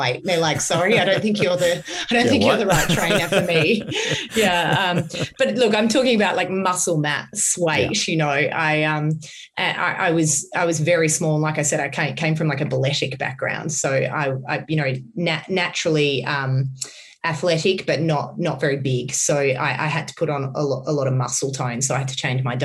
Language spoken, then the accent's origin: English; Australia; I'm coming from Australia.